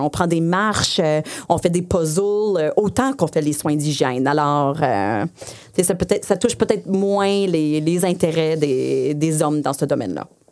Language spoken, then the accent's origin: French; Saint-Bruno-de-Montarville, Quebec, Canada; first language English; French is a second language; je viens de Saint-Bruno. Euh, j'ai fait toute mon école en anglais. Euh, mes parents sont anglophones